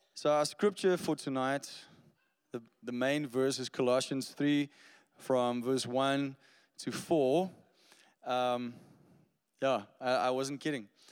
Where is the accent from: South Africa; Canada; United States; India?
South Africa; Stellenbosch, Western Cape; I grew up in Stellenbosch. That's, you know, just a little bit prettier than Somerset West down there in the Western Cape.